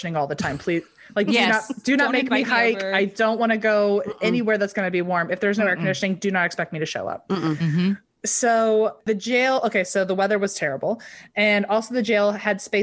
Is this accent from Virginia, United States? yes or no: yes; Virginia, United States; now in California, United States; I grew up in Virginia, so it wasn't as bad as Florida, but I grew up my whole life with humidity. Moving out to California was such a game changer.